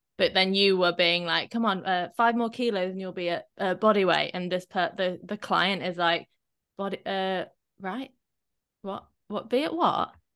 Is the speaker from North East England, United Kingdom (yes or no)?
no; Shepton Mallet, South West England, United Kingdom; I grew up near Glastonbury